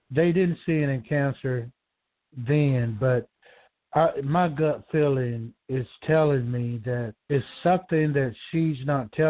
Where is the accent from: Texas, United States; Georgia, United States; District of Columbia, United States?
Georgia, United States; I'm from Georgia.